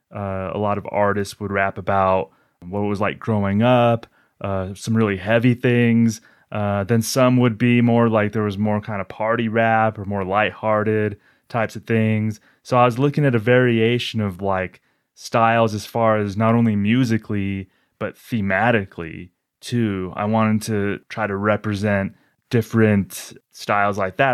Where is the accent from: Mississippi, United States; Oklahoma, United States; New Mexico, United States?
New Mexico, United States; I'm from New Mexico